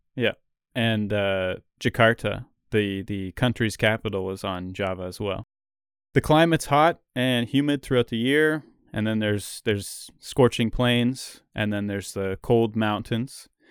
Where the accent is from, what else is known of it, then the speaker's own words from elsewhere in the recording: Canada; as a Canadian, you know, we're used to the opposite, where it's, like, ice cold here all the time